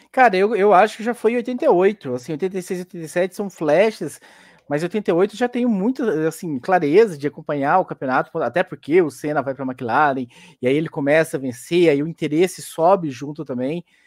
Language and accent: Portuguese; Goianésia, Goiás, Brazil; moved away; eu sou de Goianésia, Goiás